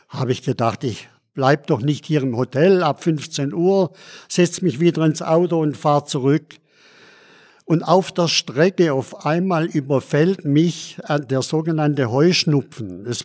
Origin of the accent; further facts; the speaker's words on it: Schondorf, Bavaria, Germany; Und dann sage ich, ich komme aus Schondorf.